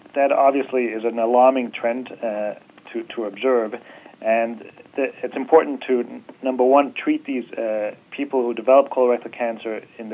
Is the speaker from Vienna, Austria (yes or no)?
yes; Vienna, Austria; moved away as an adult; now in Cleveland, United States; I'm originally from Vienna, Austria, but have lived here in the States now for over 20 years.